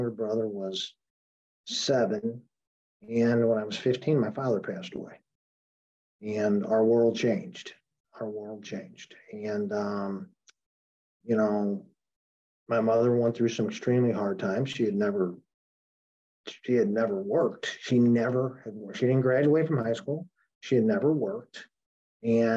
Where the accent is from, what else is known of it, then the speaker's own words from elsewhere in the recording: St. Louis, Missouri, United States; moved away as an adult; now in New Orleans, United States; I was born in St. Louis. And lived there till 10 years ago and moved to New Orleans 10 years ago